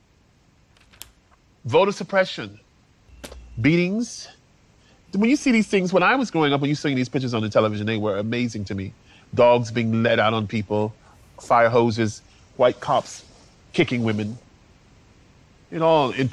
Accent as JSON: {"language": "English", "region": "the South", "country": "United States", "moved": "yes", "said": "I am from the South"}